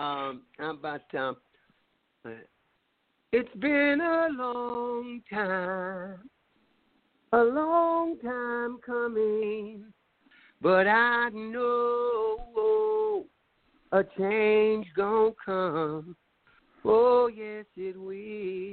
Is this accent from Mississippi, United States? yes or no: yes; Mississippi, United States; Growing up in Mississippi